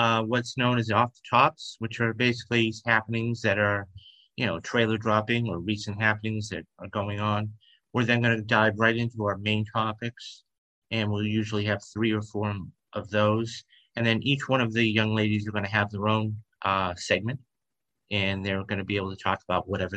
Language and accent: English; Boston, Massachusetts, United States; moved away; I'm originally from Boston, Massachusetts